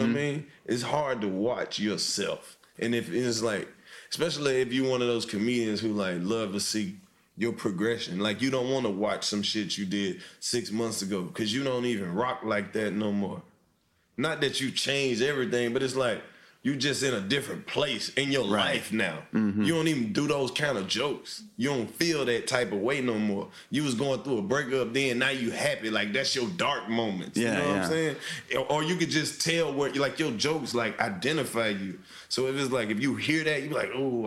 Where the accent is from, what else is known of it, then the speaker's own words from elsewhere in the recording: New York, United States; I'm from New York, and being from New York